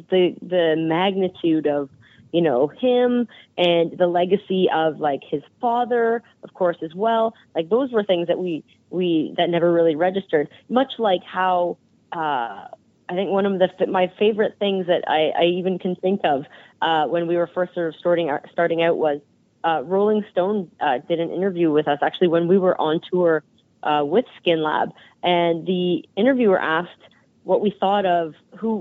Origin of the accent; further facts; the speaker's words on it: Canada; We come from Canada